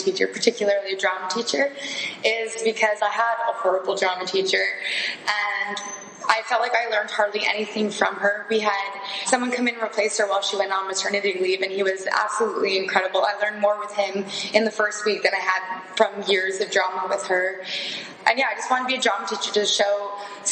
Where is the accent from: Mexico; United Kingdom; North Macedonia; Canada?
Canada; Ontario; moved away as an adult; I'm from Ontario